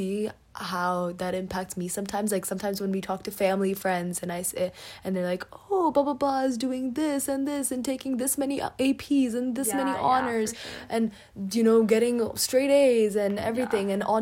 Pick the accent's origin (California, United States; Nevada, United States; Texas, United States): California, United States; Silicon Valley; growing up in the Silicon Valley